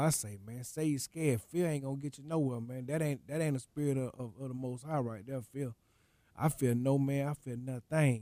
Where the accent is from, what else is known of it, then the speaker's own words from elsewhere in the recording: Atlanta, Georgia, United States; … lived that close to me growing up, man, being, I'm from the Swats